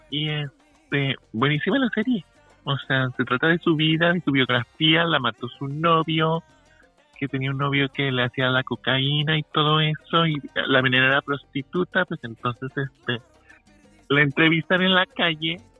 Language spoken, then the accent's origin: Spanish; Mexico; Ay, me encanta el mole, o sea, soy de México.